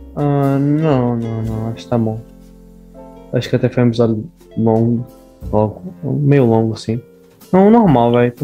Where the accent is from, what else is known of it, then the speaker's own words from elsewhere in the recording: Brazil; now in Portugal; por ser brasileiro